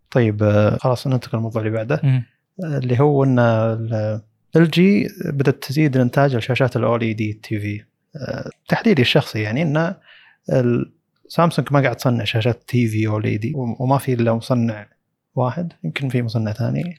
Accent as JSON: {"language": "Arabic", "country": "Saudi Arabia", "said": "عندنا في السعودية"}